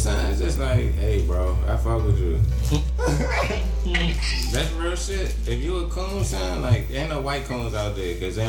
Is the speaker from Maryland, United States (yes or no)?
yes; Anne Arundel County, Maryland, United States; I grew up in Anne Arundel County, too